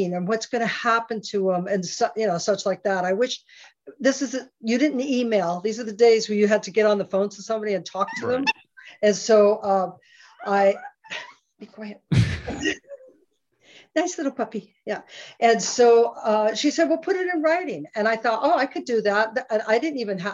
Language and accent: English; Scotland, United Kingdom; now in United States; I'm Scottish, I'm an immigrant to the United States